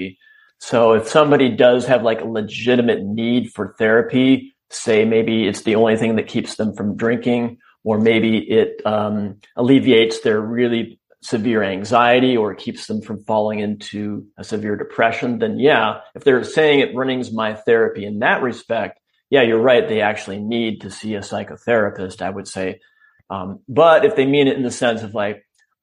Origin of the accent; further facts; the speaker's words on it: Wisconsin, United States; I grew up in Wisconsin